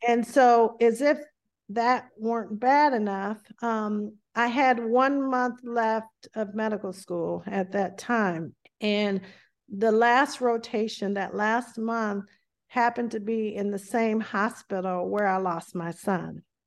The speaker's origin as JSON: {"language": "English", "region": "the South", "country": "United States", "tie": "born or raised there", "accent": "strong Southern dialect", "moved": "yes", "said": "I grew up in a, um, an area of the South where, uh, we had a very strong dialect"}